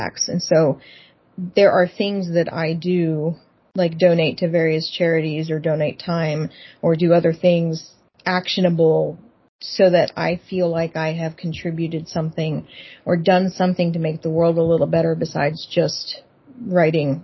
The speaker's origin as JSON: {"language": "English", "region": "Texas", "country": "United States", "tie": "born or raised there", "moved": "as an adult", "lives_now": "Seattle, United States", "said": "I grew up in the Bible Belt"}